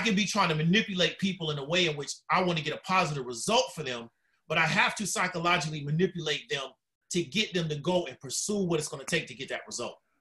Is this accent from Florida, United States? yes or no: yes; Orlando, Florida, United States; also born or lived in Tampa, Florida; I'm a Florida native, uh, born in Tampa, moved to Orlando, uh, pretty much raised in West Orlando